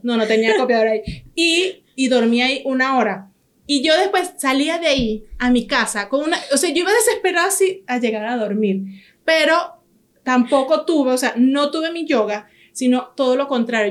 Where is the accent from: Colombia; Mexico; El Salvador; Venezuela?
Venezuela; somos nosotros los venezolanos